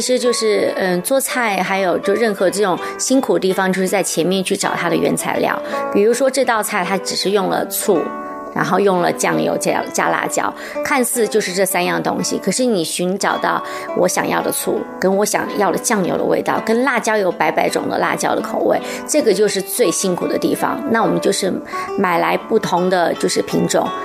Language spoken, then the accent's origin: Chinese; Sichuan, China; also born or lived in Hanzhong, Shaanxi; now in Taiwan; 我们四川人从早餐就开始在吃辣，三餐吃，可是我们真的不会吃很辣